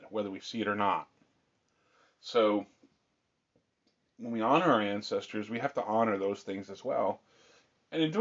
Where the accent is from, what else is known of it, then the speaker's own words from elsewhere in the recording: Pennsylvania, United States; also born or lived in the South (US); now in Southern United States; we live in the South now, and we are from the North, my family and I. And for us in Pennsylvania